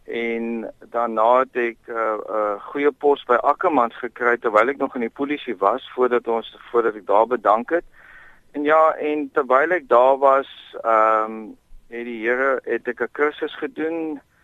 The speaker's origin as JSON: {"language": "Afrikaans", "town": "Bellville", "region": "Western Cape", "country": "South Africa", "tie": "born or raised there", "also_born_or_lived": "Oudtshoorn / Hopefield", "said": "ek het grootgeword in Belwel."}